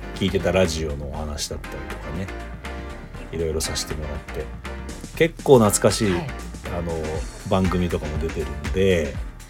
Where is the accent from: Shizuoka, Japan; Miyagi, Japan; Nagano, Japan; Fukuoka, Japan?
Shizuoka, Japan; now in Tokyo, Japan; 地元が静岡